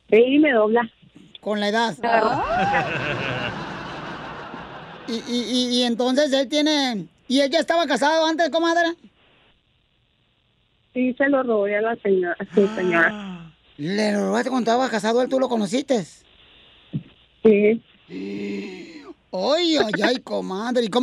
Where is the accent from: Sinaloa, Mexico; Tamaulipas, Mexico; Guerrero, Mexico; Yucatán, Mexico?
Sinaloa, Mexico; Yo soy de Wasabi, Sinaloa.